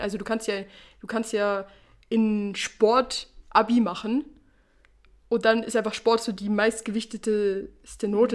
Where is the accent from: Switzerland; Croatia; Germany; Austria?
Switzerland; born or raised there